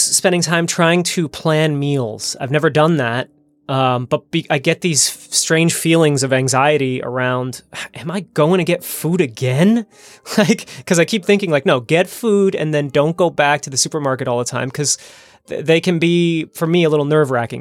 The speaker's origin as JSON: {"language": "English", "region": "New Jersey", "country": "United States", "tie": "born or raised there", "moved": "yes", "lives_now": "Amsterdam, Netherlands", "said": "my home state of New Jersey"}